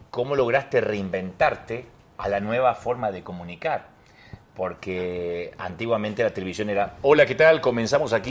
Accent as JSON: {"language": "Spanish", "region": "Buenos Aires", "country": "Argentina", "said": "De Buenos Aires. Argentina."}